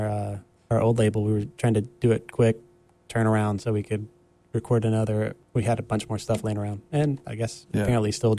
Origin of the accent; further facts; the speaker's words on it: Raleigh, North Carolina, United States; now in Carrboro, United States; we're from Raleigh, and we live in Carrboro